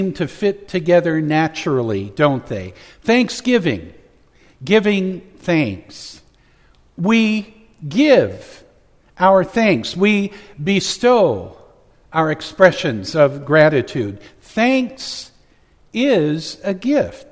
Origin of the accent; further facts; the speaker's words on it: Oakdale, United States; Growing up in the Methodist Church in Oakdale